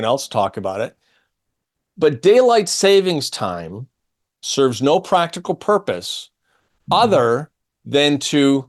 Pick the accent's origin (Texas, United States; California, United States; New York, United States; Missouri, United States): New York, United States; Syracuse; I'm from Syracuse.